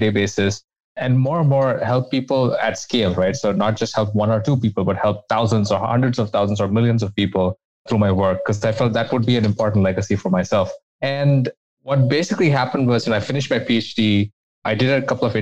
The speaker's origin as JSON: {"language": "English", "country": "India", "moved": "as an adult", "lives_now": "United States", "said": "I came to the US from India where I did my undergraduate degree"}